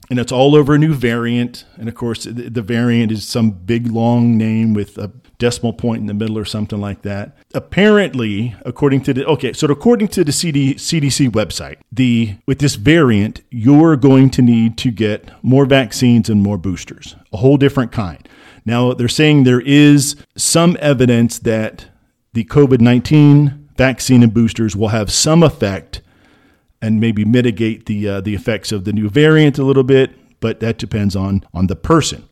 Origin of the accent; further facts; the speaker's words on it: Midwest, United States; I grew up in the Midwest